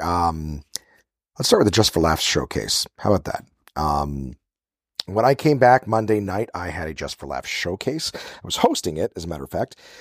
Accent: Ottawa, Ontario, Canada; here in my hometown of Ottawa

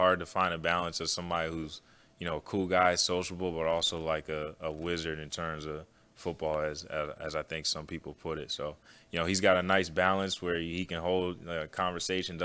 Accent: Pennsylvania, United States; moved away; I grew up in Pennsylvania

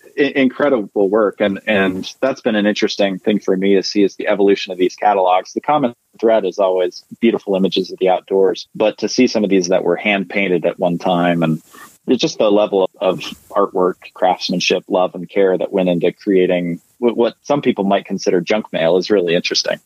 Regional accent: Utah, United States; I'm from Utah, born and raised

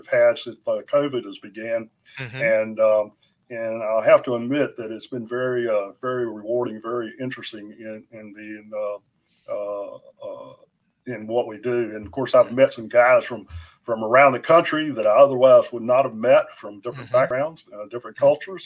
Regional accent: southeast North Carolina, United States; I grew up here in North Carolina. I'm a North Carolina born and bred buddy, you know, down here in the southeast area of North Carolina

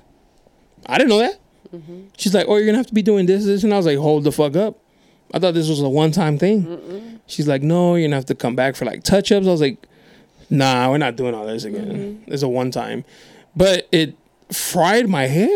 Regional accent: National City, California, United States; I grew up in National City

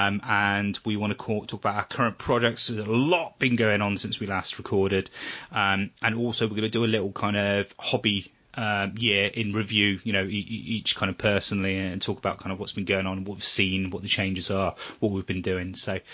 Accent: Weymouth, South West England, United Kingdom; my hometown, which is Weymouth

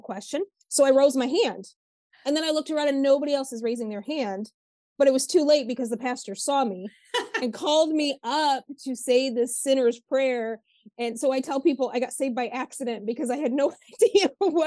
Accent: Northern Michigan, United States; I'm from Northern Michigan

